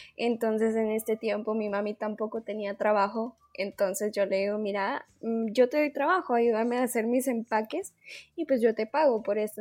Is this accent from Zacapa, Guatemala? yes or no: no; Quiché, Guatemala; also born or lived in Guatemala City; soy de Quiche, entonces estoy a cuatro horas de la ciudad